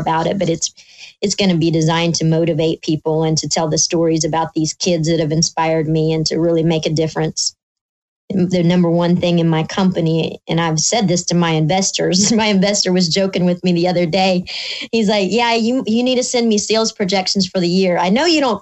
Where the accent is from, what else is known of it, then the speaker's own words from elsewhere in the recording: Indiana, United States; now in Alabama, United States; I'm an Indiana girl